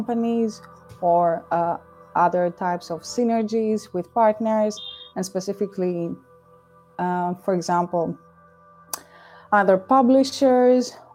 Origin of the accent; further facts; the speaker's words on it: Athens, Attica, Greece; moved away as an adult; also born or lived in Dublin, Ireland; now in Amsterdam, Netherlands; I was born and raised in Greece, in Athens specifically.